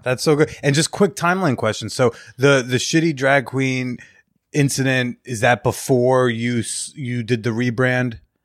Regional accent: New Jersey, United States; I come from an uptight suburban area in New

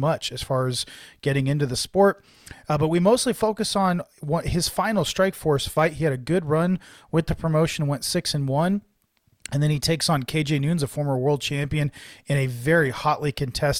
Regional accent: Bay Area, California, United States; I'm from the Bay Area. It was my home promotion.

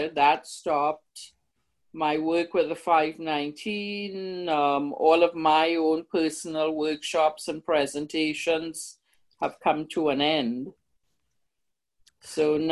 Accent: Trinidad & Tobago; now in Canada; I'm from Trinidad. You can tell by my lovely accent

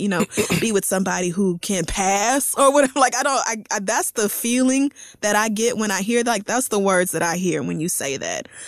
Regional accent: Tulsa, Oklahoma, United States; moved away; I grew up in Tulsa, Oklahoma

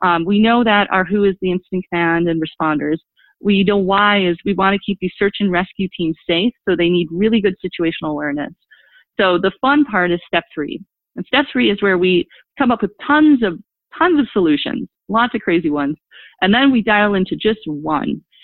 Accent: Milwaukee, Wisconsin, United States; also born or lived in DeKalb, Illinois; my hometown of Milwaukee, Wisconsin

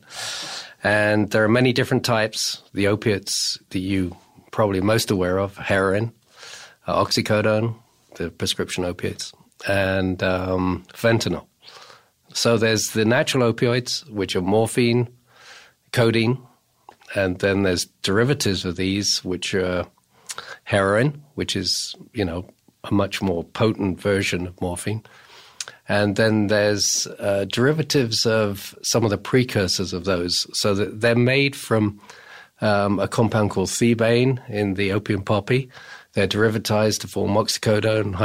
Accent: England, United Kingdom; moved away as an adult; now in United States; I come from England, and I started my opiate research in England.

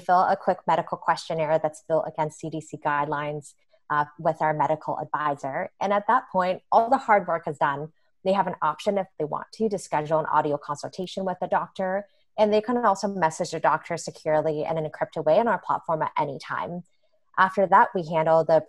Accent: Canada; moved away as an adult; now in United States; I grew up in Canada with a very different healthcare system

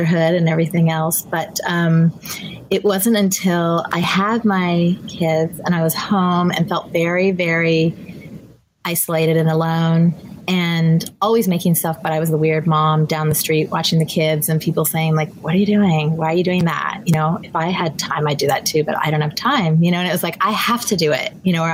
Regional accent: Southern California, United States; I'm from Southern California

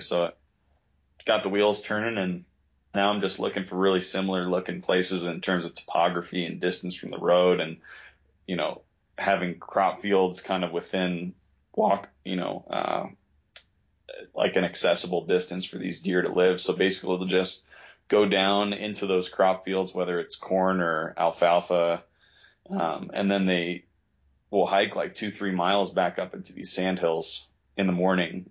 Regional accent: New York, United States; moved away as an adult; now in western Colorado, United States; I grew up in New York

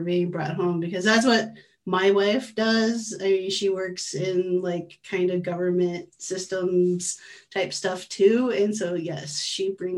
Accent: Iowa, United States; also born or lived in Oceanside, California; growing up in Iowa in the Midwest

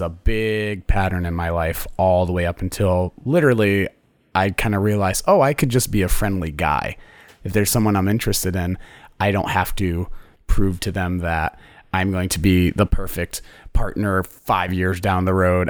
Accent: Connecticut, United States; moved away; i'm from connecticut

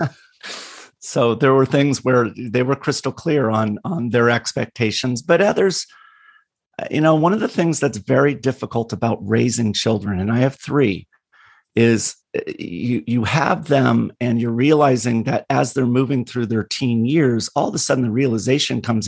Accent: California, United States; born or raised there

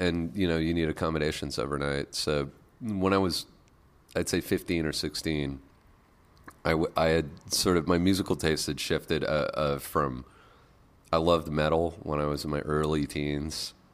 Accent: Lake Cowichan, British Columbia, Canada; moved away; also born or lived in Victoria, British Columbia / Montreal; I grew up in rural British Columbia, so uh, I grew up on an island off the coast of Vancouver

